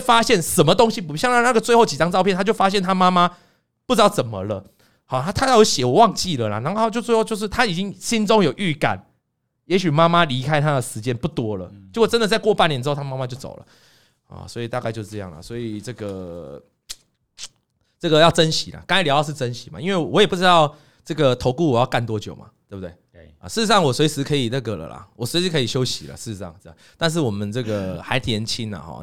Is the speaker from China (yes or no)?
no; Lukang, Changhua County, Taiwan; moved away as an adult; now in Taipei, Taiwan; 回鹿港、回彰化，对。那是我的家乡。那我爸就住那